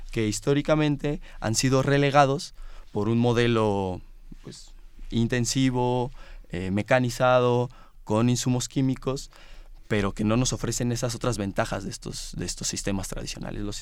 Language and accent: Spanish; Morelia, Michoacán, Mexico; venimos de Morelia, que es una ciudad más pequeña que la Ciudad de México